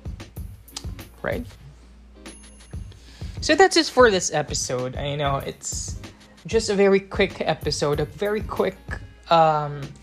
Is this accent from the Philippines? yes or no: yes; Philippines; I'm from the Philippines